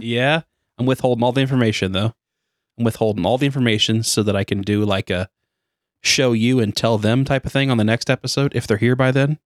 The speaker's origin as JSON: {"language": "English", "country": "United States", "said": "we're obviously American."}